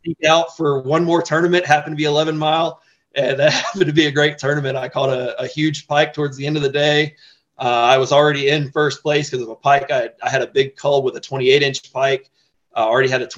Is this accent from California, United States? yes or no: no; Florida, United States; moved away as an adult; now in Colorado Springs, United States; growing up in Florida, I was constantly in boats